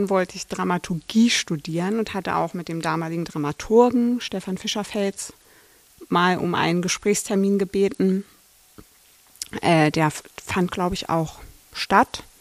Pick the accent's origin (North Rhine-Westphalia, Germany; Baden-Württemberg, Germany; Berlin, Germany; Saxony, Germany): Berlin, Germany; ich komme aus Berlin.